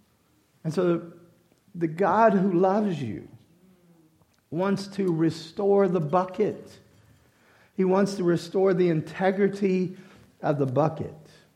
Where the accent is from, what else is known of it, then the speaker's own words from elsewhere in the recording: Louisiana, United States; I'm a Cajun and I like red beans and rice with sausage.